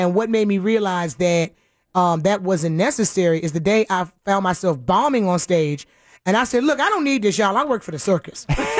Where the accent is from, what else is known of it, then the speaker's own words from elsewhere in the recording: Newport News, Virginia, United States; Originally Newport News, Virginia.